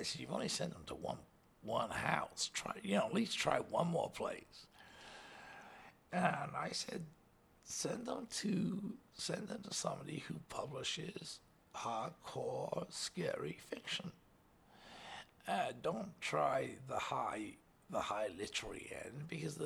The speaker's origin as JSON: {"language": "English", "town": "Liverpool", "region": "North West England", "country": "United Kingdom", "tie": "born or raised there", "said": "I was a kid from Liverpool, you know. My dad worked on the docks"}